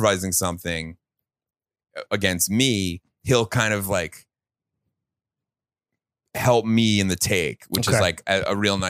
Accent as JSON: {"language": "English", "town": "New York City", "region": "New York", "country": "United States", "tie": "born or raised there", "said": "I grew up right in that 16th and D like loop."}